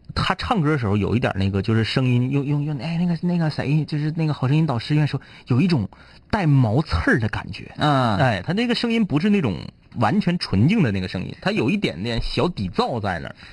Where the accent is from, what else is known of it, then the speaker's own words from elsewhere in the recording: Fushun, Liaoning, China; accent: Fushun dialect; 那是抚顺话啊，那是我老家的话啊